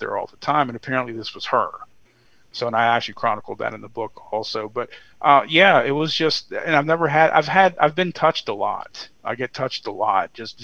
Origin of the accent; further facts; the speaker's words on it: Virginia, United States; My home state of Virginia